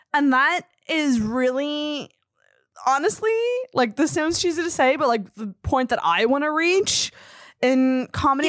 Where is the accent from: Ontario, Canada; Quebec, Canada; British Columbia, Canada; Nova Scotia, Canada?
Nova Scotia, Canada; Antigonish; I'm from Anagonish, which is also, like, it's a small town